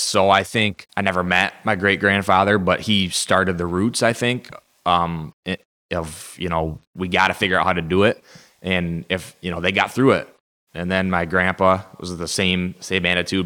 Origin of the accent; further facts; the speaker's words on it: Saginaw, Michigan, United States; born and raised in Saginaw, right here at the nursery